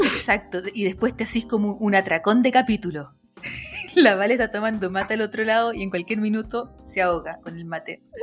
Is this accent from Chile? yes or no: yes; Chile; accent: Chilean